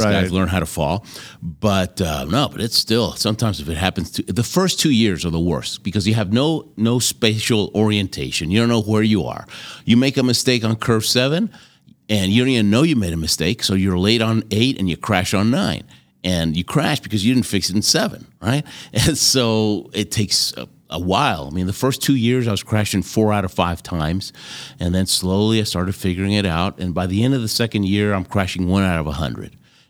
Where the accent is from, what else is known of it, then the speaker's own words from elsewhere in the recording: Argentina; born there; And I happened to tell him that I was born in Argentina.